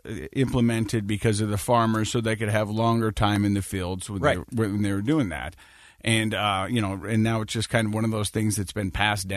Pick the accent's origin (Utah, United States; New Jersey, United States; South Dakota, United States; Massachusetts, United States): Utah, United States; I'm from Utah.